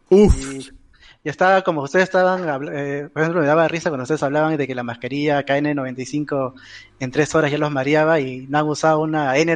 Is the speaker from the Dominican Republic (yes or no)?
no; Los Olivos, Lima, Peru; con personas como yo, que somos de Los Olivos